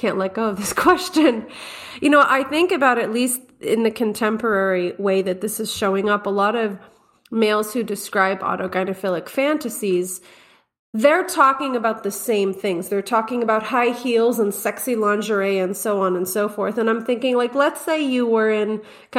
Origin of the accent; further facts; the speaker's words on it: Montreal, Quebec, Canada; my family is from Egypt, but I was born and raised in the West, born in Montreal